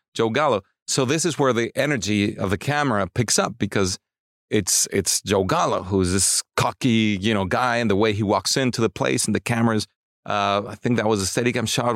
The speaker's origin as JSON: {"language": "English", "region": "Mexico City", "country": "Mexico", "tie": "born or raised there", "said": "I grew up in Mexico City"}